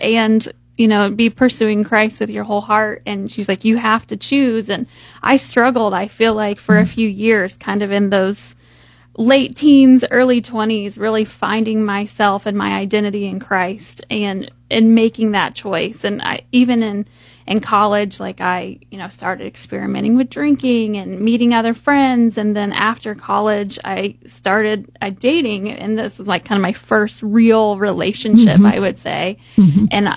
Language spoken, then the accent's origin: English; Columbus, United States; I grew up here in Columbus